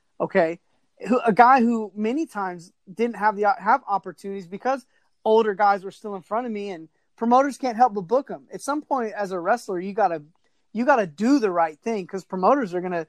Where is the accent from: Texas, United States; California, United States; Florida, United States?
Texas, United States; You know, I'm from Texas.